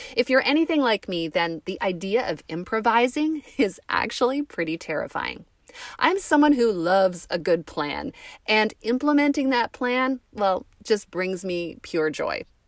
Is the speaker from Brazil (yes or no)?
no; Canada; we're Canadian